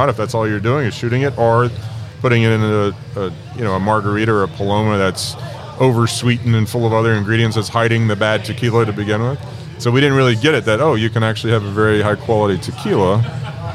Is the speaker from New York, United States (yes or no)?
no; Texas, United States; also born or lived in Mexico; I grew up in Texas drinking tequila with my buddies that were mainly Mexican